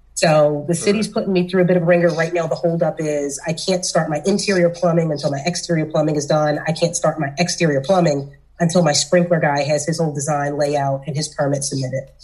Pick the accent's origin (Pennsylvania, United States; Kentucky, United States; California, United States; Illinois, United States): Pennsylvania, United States; Philadelphia; I'm from South Philly. I'm from the hood.